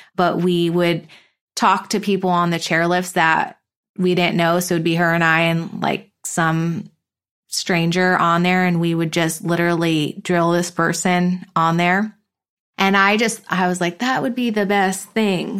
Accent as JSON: {"language": "English", "town": "East Longmeadow", "region": "Massachusetts", "country": "United States", "tie": "born or raised there", "also_born_or_lived": "Hamden, Connecticut", "moved": "as an adult", "lives_now": "Carlsbad, United States", "said": "I grew up in a small town called East Long Meadow, Massachusetts"}